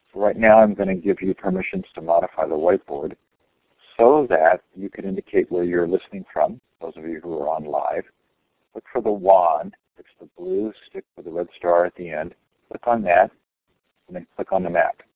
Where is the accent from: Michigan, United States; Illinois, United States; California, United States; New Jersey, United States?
California, United States; Stanford; now in Sacramento, United States; I grew up on Stanford campus